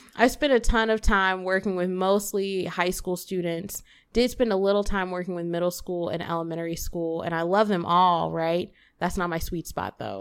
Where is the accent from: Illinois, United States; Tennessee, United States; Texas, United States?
Tennessee, United States; Memphis; now in St. Louis, United States; I am born and raised Memphis, Tennessee, nine oh one forever.